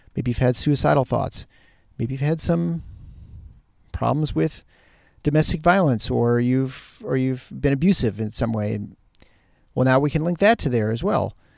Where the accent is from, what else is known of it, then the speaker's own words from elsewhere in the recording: Michigan, United States; moved away; the upper Midwest and the Michigan area, hit my hometown, my home state